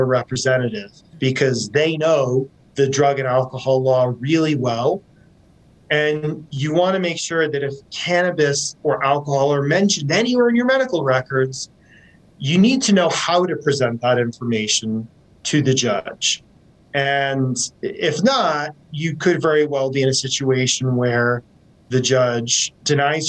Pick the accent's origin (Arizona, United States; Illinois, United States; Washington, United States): Washington, United States; I'm from Washington State.